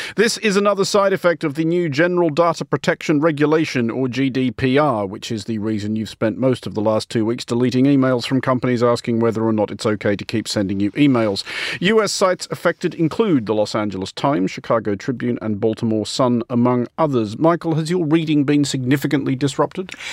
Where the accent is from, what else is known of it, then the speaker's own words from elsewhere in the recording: Australia; I'm Australian